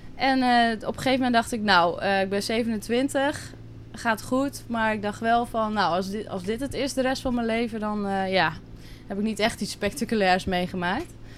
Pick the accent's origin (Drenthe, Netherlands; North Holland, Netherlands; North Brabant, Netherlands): Drenthe, Netherlands; moved away as an adult; now in Curaçao; ik kom uit Drenthe, klein dorpje. daar heb ik altijd gewoond, ben ik opgegroeid.